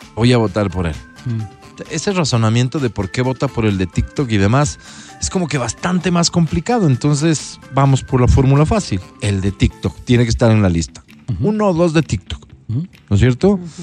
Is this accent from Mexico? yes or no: no; Ecuador; Soy ecuatoriano